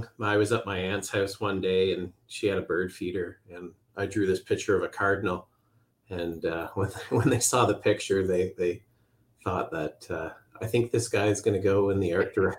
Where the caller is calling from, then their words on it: Ontario, Canada; I'm up in just west of Toronto in Ontario.